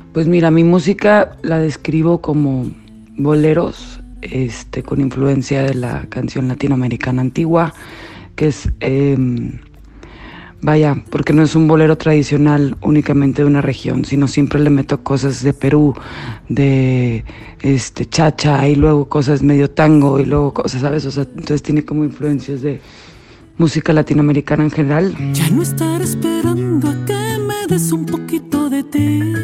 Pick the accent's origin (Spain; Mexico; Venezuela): Mexico; Monterrey, Nuevo León; Soy una regia bastante soñadora